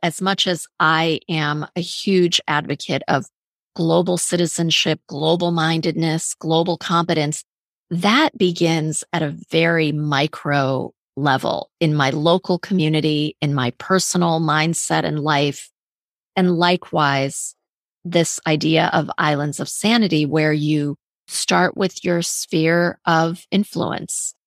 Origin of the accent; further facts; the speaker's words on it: Fort Wayne, Indiana, United States; also born or lived in Iran; so I was born in Iran and I went to elementary school in Fort Wayne, Indiana